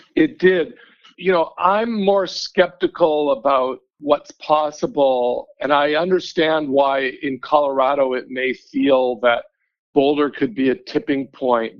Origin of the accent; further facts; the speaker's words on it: Vancouver, British Columbia, Canada; now in Denver, United States; I grew up in Vancouver